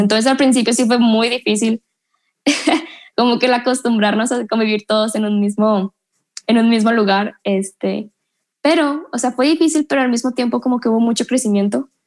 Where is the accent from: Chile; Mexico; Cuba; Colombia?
Mexico; Monterrey, Nuevo León; Soy de Monterrey, 100% regia.